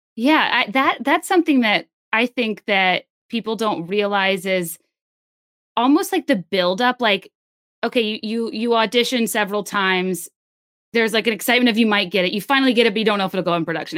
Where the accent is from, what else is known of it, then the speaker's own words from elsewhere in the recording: Virginia, United States; I'm from Virginia.